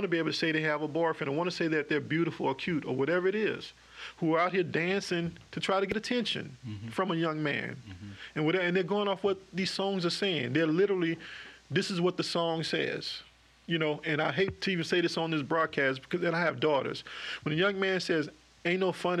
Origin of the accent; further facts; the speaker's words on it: Dallas, Texas, United States; moved away as an adult; also born or lived in New Rose (unclear, possibly New Roads, Louisiana); now in Baton Rouge, United States; I was born in Dallas and my parents were living in a project at the time